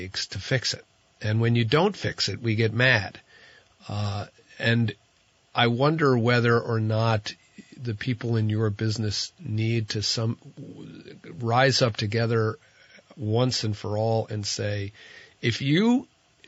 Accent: New Jersey, United States; now in Vermont, United States; I'm from New Jersey

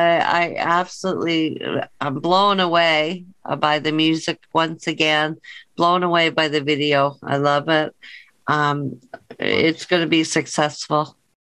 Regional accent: Toronto, Ontario, Canada; That's my hometown.

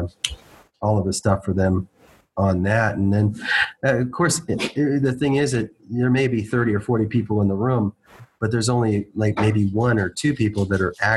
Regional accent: McAllen, Texas, United States; I grew up in McAllen, Texas, is where I went to high school

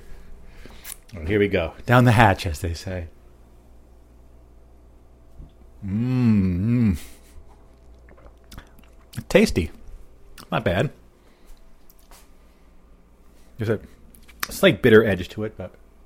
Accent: New Jersey, United States; my home state of New Jersey here

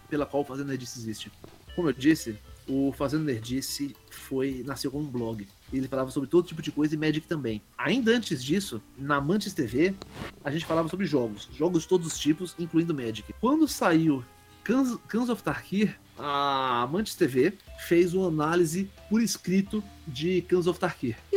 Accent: Brazil; accent: half Northeastern, half Paulista; Eu, eu tenho uma fala meio enrolada, meio apressada, um sotaque meio nordestino, meio paulista, que, que é um um horror de ouvir.

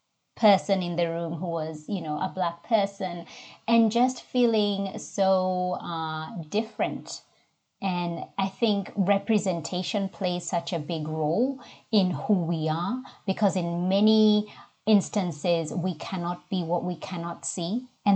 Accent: Nairobi, Kenya; accent: Kenyan; English is a second language; moved away as an adult; now in Australia; So born and bred in Nairobi, Kenya, and came over to Australia about 20 over 20 years now ago as an international student.

